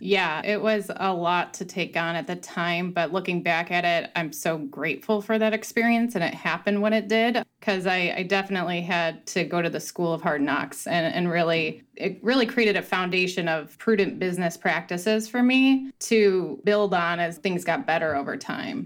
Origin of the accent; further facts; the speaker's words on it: Northwest Indiana, United States; I grew up in Northwest Indiana at our Ford store